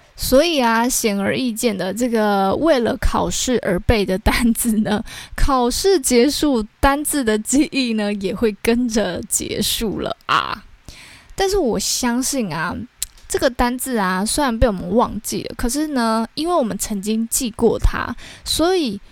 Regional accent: Taiwan; 我们台湾人

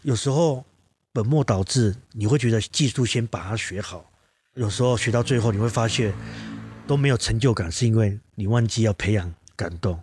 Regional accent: Kaohsiung, Taiwan; also born or lived in Manises, Spain; 因为我是高雄人嘛

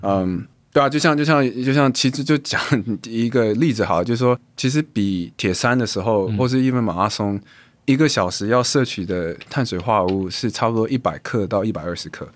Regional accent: Taiwan; 我是亚洲人、台湾人、华人人

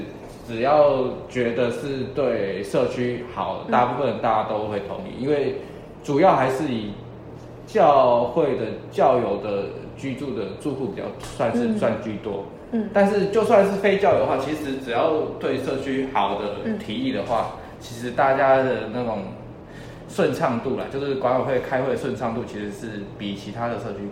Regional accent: Tucheng, New Taipei, Taiwan; 对我对我爸妈家从土城搬搬到就是搬到北大特区，然后买了上北大，然后我也没有居住在上北大，我那时候其实是是在上海。

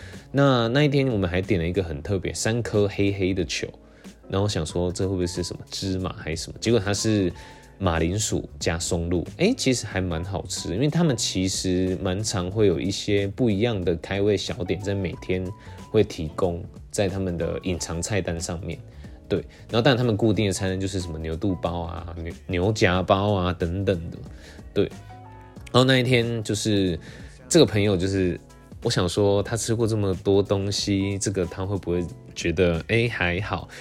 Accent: Taiwan; 我就这样讲，我就是台湾的嘛，就可能有一些刻板印象

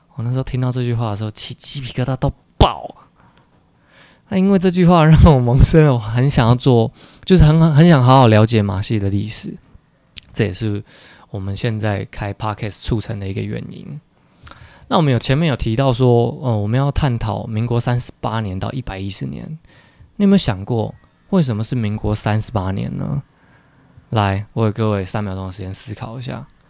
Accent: Taiwan; 身为台湾人

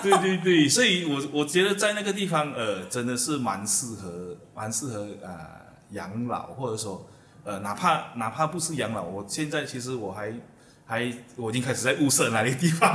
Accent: Malaysia; 我从小也是在一个，呃，新村生长

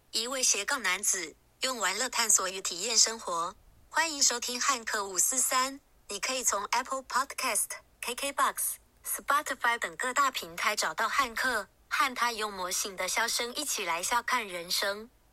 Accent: Taiwan; 我是台湾人

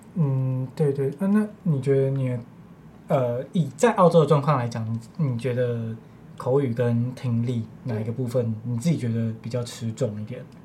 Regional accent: Taiwan; 身为华裔，身为嗯。台湾人的我们

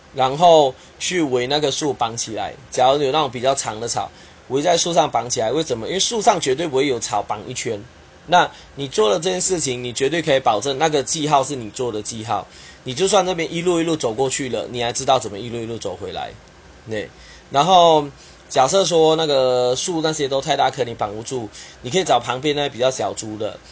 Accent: Kuching, Sarawak, Malaysia; now in Taiwan; 马来西亚我的家乡沙捞越古晋

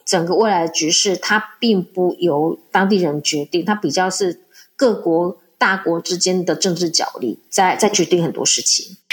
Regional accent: Taiwan; moved away as an adult; now in Morocco; 我们在台湾

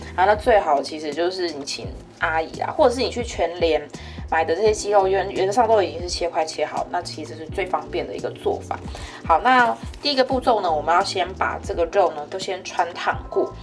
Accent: Kaohsiung, Taiwan; moved away as an adult; now in Taipei, Taiwan; 我是高雄人

